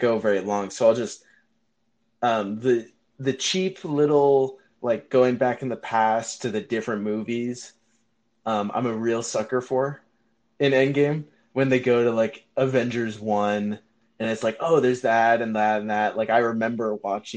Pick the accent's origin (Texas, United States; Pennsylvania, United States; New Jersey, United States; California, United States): California, United States; Northern; we're both from Northern California